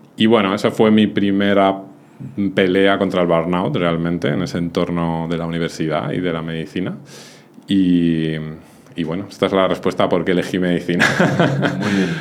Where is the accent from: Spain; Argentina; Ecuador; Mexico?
Spain; Madrid, Community of Madrid; moved away as an adult; also born or lived in Benasque Valley, Pyrenees; now in Benasque, Spain; Yo soy de Madrid, pero desde hace un tiempo decidí marcharme a vivir a los Pirineos, al Valle de Benasque